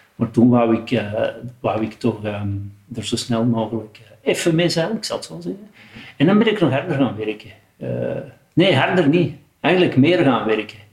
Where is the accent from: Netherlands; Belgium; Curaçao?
Belgium; 's-Gravenwezel, Flanders; Geboren in Schaafwezel en ondertussen woon ik na vierenvijftig jaar nog steeds in Schaafwezel